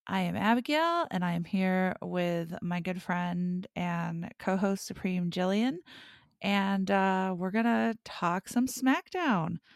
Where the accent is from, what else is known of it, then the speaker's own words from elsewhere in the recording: Ireland; So I assume that that's just a national thing that Sheamus and I share as fellow Irish people.